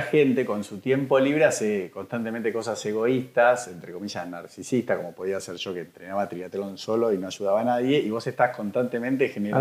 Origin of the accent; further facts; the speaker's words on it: Argentina; a mí como argentino